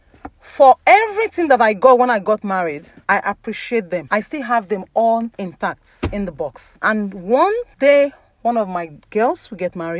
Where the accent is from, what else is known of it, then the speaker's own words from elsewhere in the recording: Ondo, Nigeria; I'm from Yoruba, Ondo State